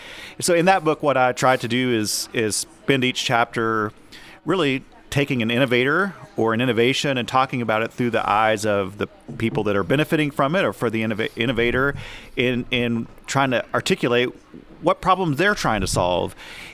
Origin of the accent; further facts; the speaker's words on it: Texas, United States; also born or lived in Oklahoma; I grew up in the Texas Panhandle and spent the last 13 years in Oklahoma.